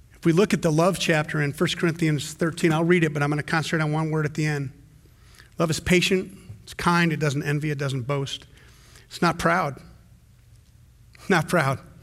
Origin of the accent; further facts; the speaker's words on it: the South, United States; me growing up in the South